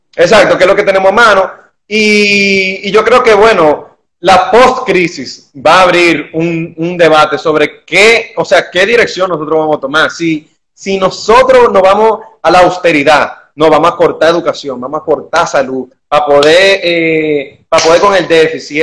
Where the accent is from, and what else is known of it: Dominican Republic